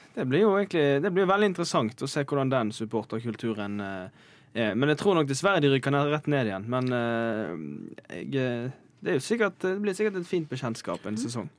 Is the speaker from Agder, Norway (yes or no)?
no; Bergen, Vestland, Norway; jeg er fra Bergen